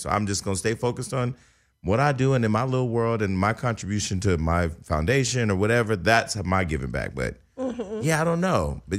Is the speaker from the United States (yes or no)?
yes; Stockton, California, United States; I came to the city from Stockton, California.